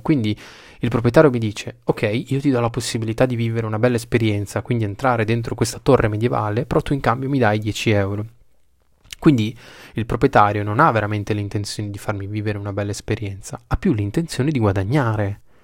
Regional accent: Bologna, Emilia-Romagna, Italy; io sono di Bologna

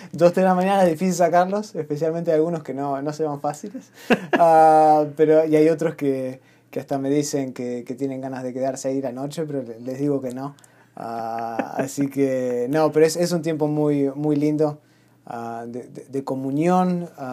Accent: Argentina; yo soy argentina.

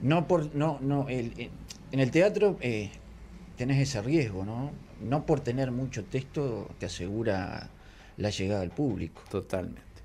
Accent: Conchillas, Colonia, Uruguay; also born or lived in Carmelo; Yo nací en Carmelo, vivía, me crié en Conchillas.

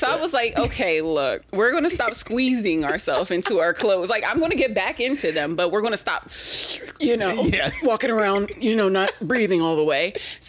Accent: New Jersey, United States; moved away; I'm from South Jersey

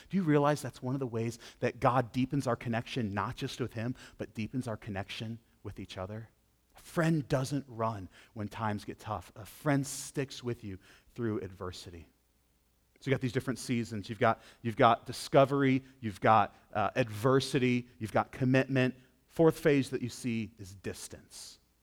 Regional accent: Western New York, United States; I grew up in Western New York

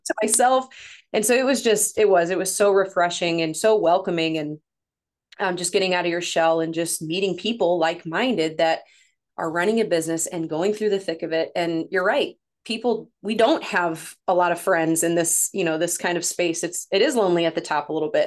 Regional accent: St. Louis area, Missouri, United States; accent: northern; I'm from Saint Louis, Missouri, about thirty-five-ish minutes from Saint Louis, lived here my whole life

